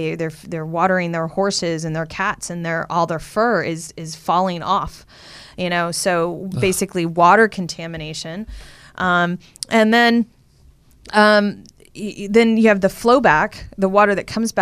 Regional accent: Texas, United States; I'm from Texas. You drive all over Texas. It's just oil

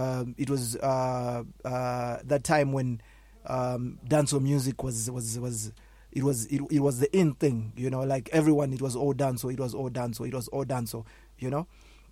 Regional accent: Kwekwe, Midlands, Zimbabwe; also born or lived in Harare, Zimbabwe; now in South Africa; I was born in Harare in Marlborough, in Zimbabwe. Yeah, and then I grew up in a very small town called Kwekwe, which is on the central part of Zimbabwe, to those that know Zimbabwe.

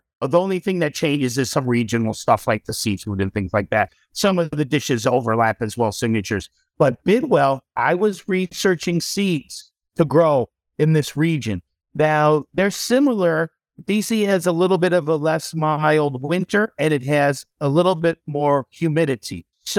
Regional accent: Ireland; And us being two Irish Catholic boys that are a little bit alternative thinkers, we can relate to that too.

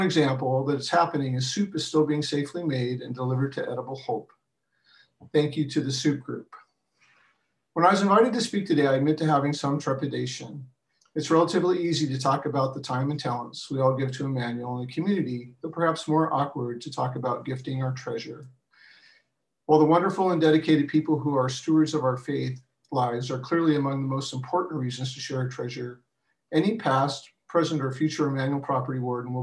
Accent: rural coastal Washington, United States; also born or lived in Mercer Island; I attended a very small community church in rural coastal Washington where I grew up

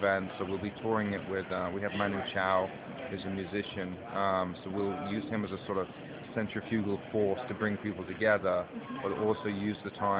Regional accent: London, United Kingdom; I'm from South London

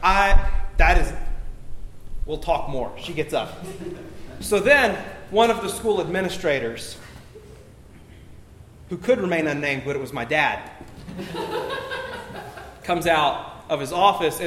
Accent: Alabama, United States; I was born in Alabama.

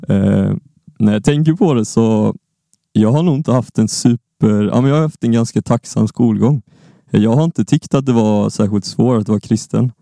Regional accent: Lund, Skåne, Sweden; Jag kommer från Lund, jag kommer från Skåne

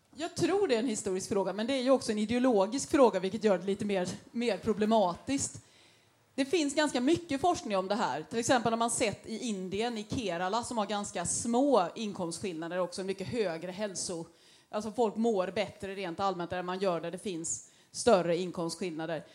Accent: Gothenburg, Västra Götaland, Sweden; vi som göteborgare

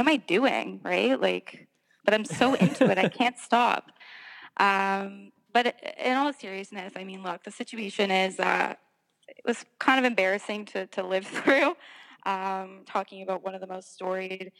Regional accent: Toronto, Ontario, Canada; also born or lived in Montreal; I am born in Montreal, although I was raised in Toronto

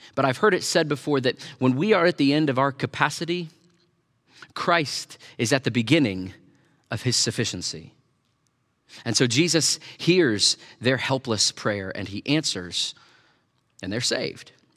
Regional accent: Tornado Alley, United States; I grew up in Tornado Alley

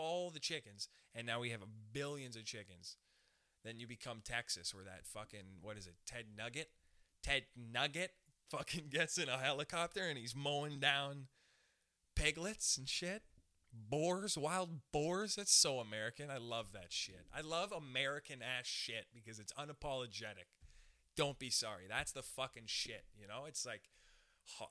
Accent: Canada; We're Canadian. Okay, I'm Canadian. We're Canadians

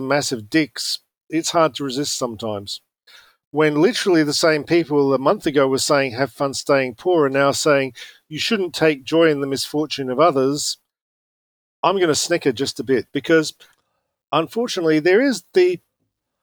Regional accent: Australia; moved away; I'm from Australia

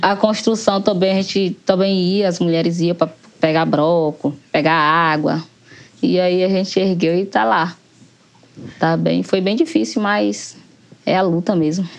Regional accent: Barrocão, southern Bahia, Brazil; moro no Barrocão, desde quando eu nasci até hoje, estou aqui no Barrocão

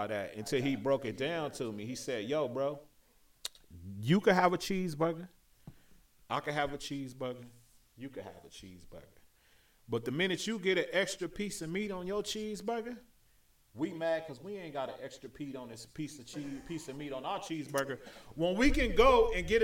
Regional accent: Compton, California, United States; also born or lived in Torrance, California / Los Angeles; I wasn't born in Compton. I was born in Torrance, California, but I was raised in Compton.

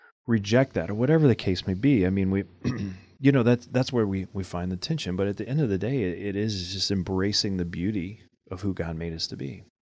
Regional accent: Louisiana, United States; I mean, you know, I grew up in Louisiana.

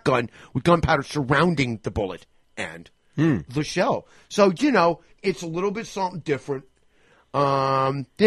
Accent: New York, United States; moved away; as a New Yorker. I mean, my mom lives right down the block from there

